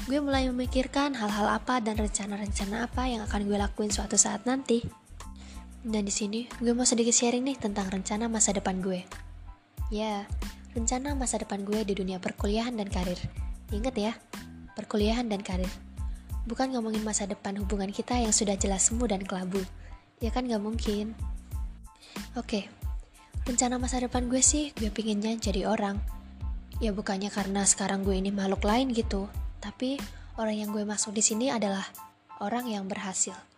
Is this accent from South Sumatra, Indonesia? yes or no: yes; Palembang, South Sumatra, Indonesia; born there; Nyokap gue lahir di Jawa, bokap gue di Medan dan gue di Palembang.